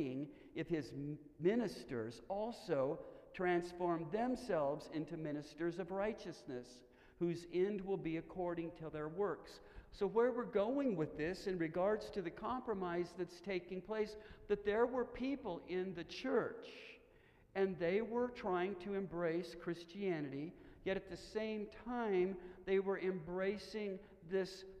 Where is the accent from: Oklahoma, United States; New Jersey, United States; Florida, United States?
Oklahoma, United States; Stillwater; I was born in Stillwater, Oklahoma, the home of the Oklahoma State University Cowboys